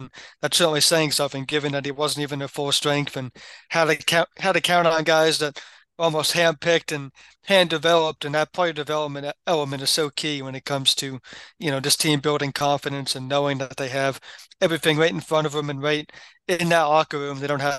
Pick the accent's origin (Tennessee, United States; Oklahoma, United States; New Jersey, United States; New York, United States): New Jersey, United States; Tony was in attendance back in my home state of New Jersey